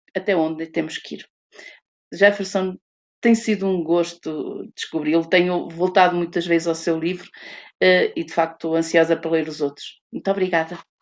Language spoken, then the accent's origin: Portuguese; Portugal; sou branca, sou portuguesa